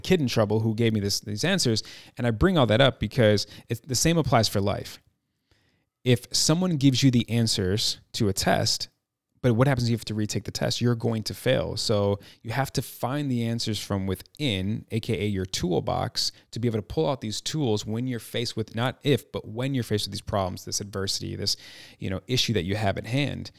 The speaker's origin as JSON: {"language": "English", "town": "Chicago", "region": "Illinois", "country": "United States", "tie": "born or raised there", "moved": "as an adult", "lives_now": "Los Angeles, United States", "said": "I'm from Chicago, born and raised, proud Chicagoan"}